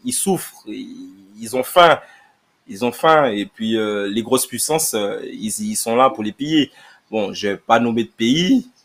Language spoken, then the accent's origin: French; Guadeloupe, France; moi, en tant que Guadeloupéen, je vois pas pourquoi on dénigre les haïtiens.